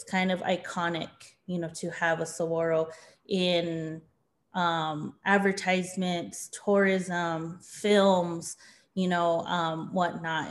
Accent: Tohono O'odham Nation, Santa Barbara District, Arizona, United States; I come from the Thanatam Nation, specifically the Santa Barbara District

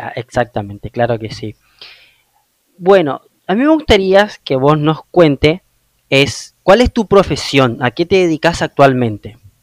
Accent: Oberá, Misiones, Argentina; moved away; Yo soy de una ciudad que se llama Oberá

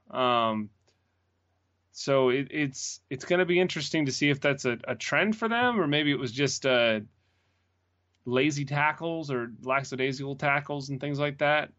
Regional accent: Greenville, United States; moved away; my hometown team

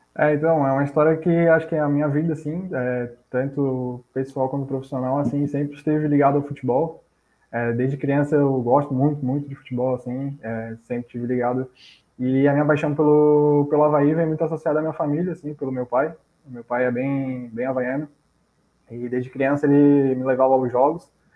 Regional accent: Florianópolis, Santa Catarina, Brazil; eu morava, cresci ali no bairro do Jardim Atlântico

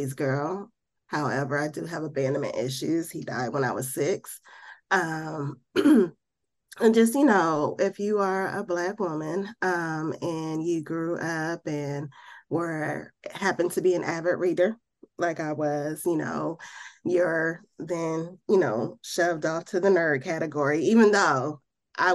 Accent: Midwest, United States; now in Birmingham, United States; I grew up in the Midwest.

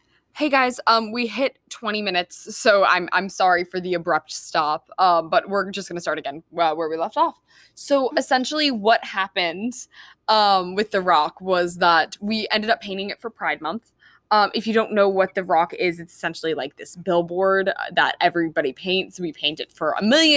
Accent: East Greenwich, Rhode Island, United States; growing up as a gay teen and growing up in East Greenwich

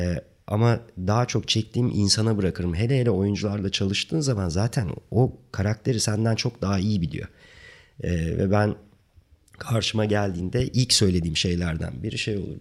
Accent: Ankara, Turkey; moved away as an adult; also born or lived in South Africa; Ankara'da e, çok genç yaşta e, ortaokul zamanı beni e, Ankara Resim ve Heykel Müzesi'ne benim resim hocam götürüp

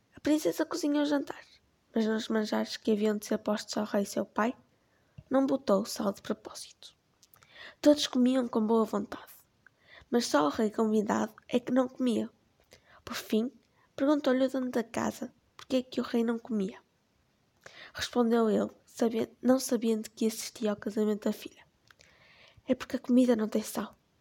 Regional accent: Portugal; tenho 13 anos e sou portuguesa

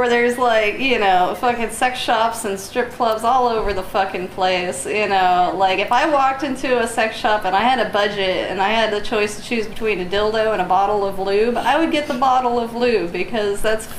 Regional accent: Southern California, United States; I grew up in Southern California in the 90s

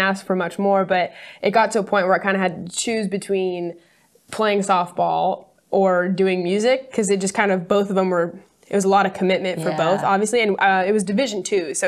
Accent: Temecula, California, United States; I was born and raised in Southern California, about an hour north of San Diego.

